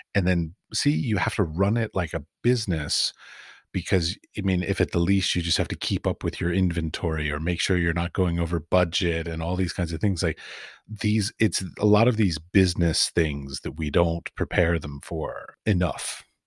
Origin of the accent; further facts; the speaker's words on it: United States; moved away as an adult; also born or lived in Middle East; now in Prague, Czech Republic; I come from America